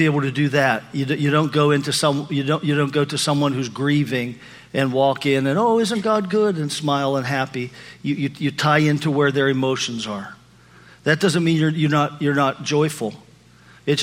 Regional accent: Pennsylvania, United States; moved away; taking my daughter back to Pennsylvania, to my hometown, with me

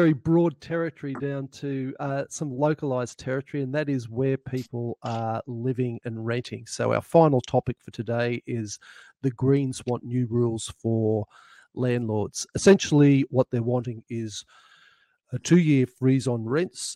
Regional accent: central New South Wales, Australia; now in Mornington Peninsula, Australia; by birth I'm a New South Welshman

